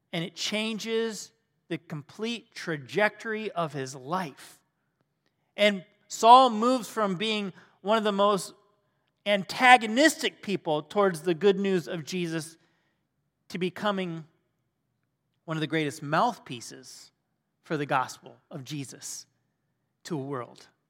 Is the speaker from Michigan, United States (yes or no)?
yes; Michigan, United States; moved away as an adult; now in Ohio, United States; we're from Michigan originally, and yeah, uh, we had to come, come down to Ohio, and, uh, we've been here the good part of our lives